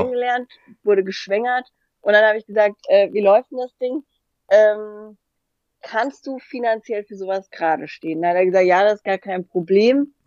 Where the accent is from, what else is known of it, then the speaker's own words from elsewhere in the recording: Hesse, Germany; accent: Hessian; wegen meinem hessischen hessischen Dialekt